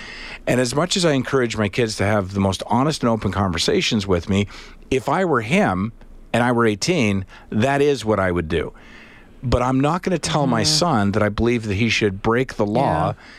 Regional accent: Alberta, Canada; My 2 cents, born and raised in Alberta, spent 2 years in Spain.

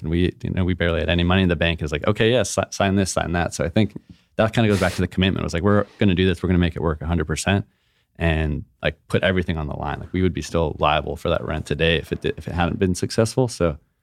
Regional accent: Hawaii, United States; moved away; also born or lived in San Diego; growing up in Hawaii

